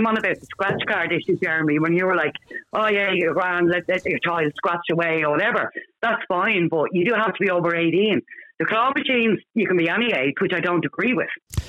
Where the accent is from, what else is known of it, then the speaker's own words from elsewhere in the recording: Bray, Leinster, Ireland; and I'm from Bray.